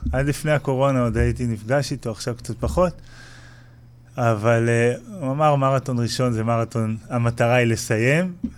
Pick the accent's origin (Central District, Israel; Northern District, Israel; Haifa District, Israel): Northern District, Israel; Kfar Blum; אני מקיבוץ כפר בלום במקור